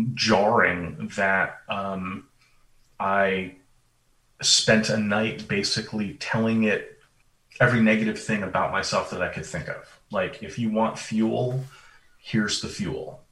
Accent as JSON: {"language": "English", "region": "Vermont", "country": "United States", "tie": "born or raised there", "moved": "yes", "said": "I grew up in Vermont"}